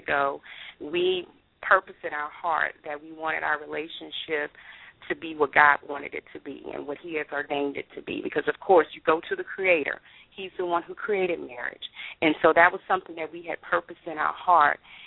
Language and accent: English; Baton Rouge, Louisiana, United States; moved away as an adult; now in North Texas, United States; I'm originally from Baton Rouge, Louisiana